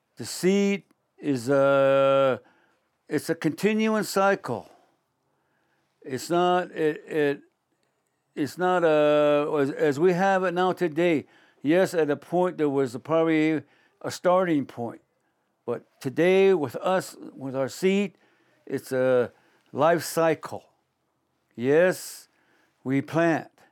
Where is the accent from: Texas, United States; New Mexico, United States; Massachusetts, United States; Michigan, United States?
New Mexico, United States; Shiprock; I'm from Shiprock, New Mexico, in the northwest Four Corners area, in northwestern part of the state